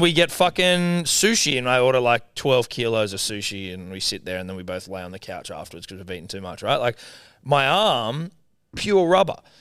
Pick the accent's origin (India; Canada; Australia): Australia; I'm Australian